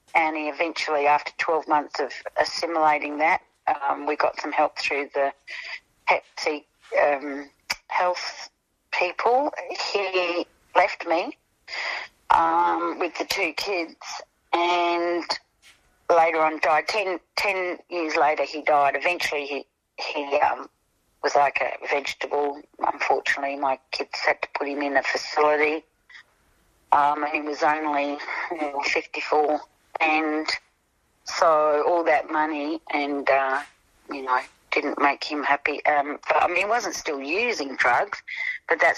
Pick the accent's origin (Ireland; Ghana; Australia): Australia; Elizabeth, South Australia; also born or lived in North Haven; when we moved from Elizabeth to North Haven, I was a teenager by then